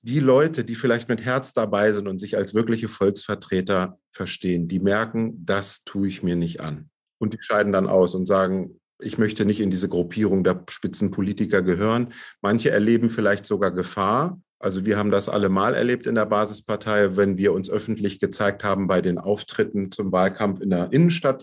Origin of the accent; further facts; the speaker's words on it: Braunschweig, Lower Saxony, Germany; in Braunschweig, bei mir in meiner Heimatstadt, da bin ich auch geboren